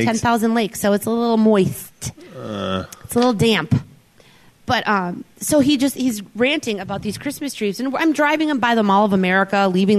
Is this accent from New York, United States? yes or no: no; Minneapolis, Minnesota, United States; moved away; also born or lived in Wisconsin; I'm from Minneapolis originally, but I lived in Wisconsin before I came here.